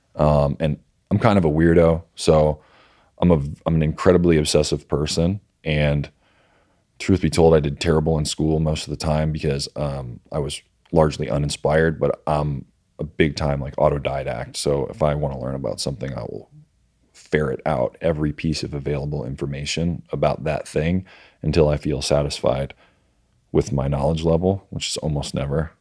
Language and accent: English; Virginia Beach, Virginia, United States; I'm from, uh, Virginia Beach, Virginia